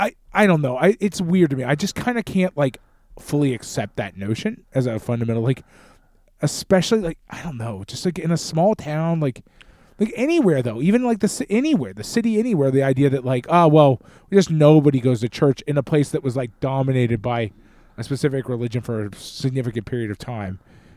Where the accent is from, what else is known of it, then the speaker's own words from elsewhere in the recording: United States; But like, to me, like, and again, we're American, so it's a little bit different